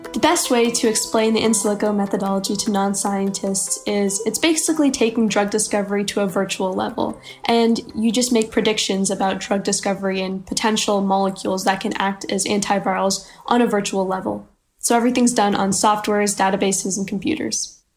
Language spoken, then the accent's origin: English; Frisco, Texas, United States; I'm from Frisco, Texas, and I'm 14 years old.